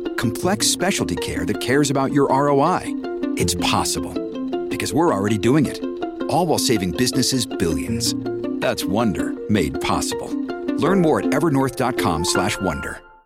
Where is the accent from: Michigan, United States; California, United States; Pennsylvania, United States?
California, United States; San Francisco; I grew up in San Francisco. I was born in 1965.